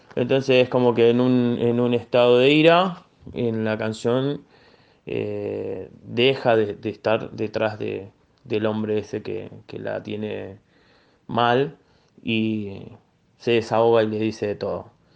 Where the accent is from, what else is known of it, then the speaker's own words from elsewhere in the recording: Buenos Aires, Argentina; soy de barrio Ramón Carrillo, Villa Soldati